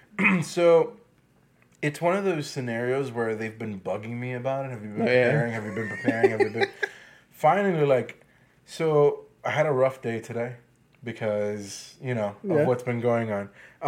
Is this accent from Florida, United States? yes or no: yes; Miami, Florida, United States; I'm from Miami.